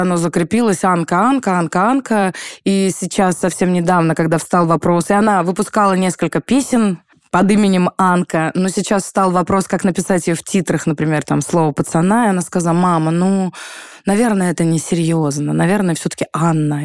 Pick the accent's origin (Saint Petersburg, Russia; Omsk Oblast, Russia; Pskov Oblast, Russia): Pskov Oblast, Russia; Pskov; now in Moscow, Russia; сказать, что я москвичка, я не могу нету такого ресурса у меня, чтобы это сказать, потому что я псковитянка